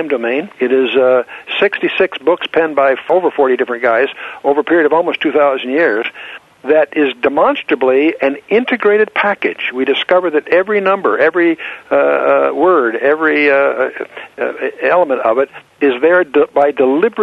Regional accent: Southern California, United States; moved away; also born or lived in Annapolis, Maryland; I was raised in Southern California with foreign-born parents from Germany

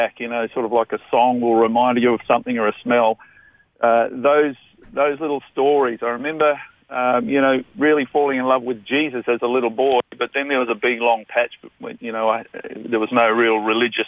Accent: Brisbane, Queensland, Australia; also born or lived in Toowoomba, Queensland / Rockingham, Western Australia; I'm actually a Toowoomba boy. I was born in Toowoomba 50-odd years ago, but raised in Brisbane. So we've been a Queensland family for all of that time.

